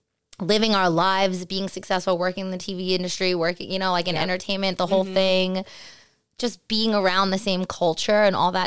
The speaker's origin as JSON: {"language": "English", "area": "Long Island", "region": "New York", "country": "United States", "tie": "born or raised there", "also_born_or_lived": "Queens, New York", "accent": "New York", "moved": "as an adult", "lives_now": "Los Angeles, United States", "said": "I was born in Queens, and then I moved to Long Island. Grew up there my whole life."}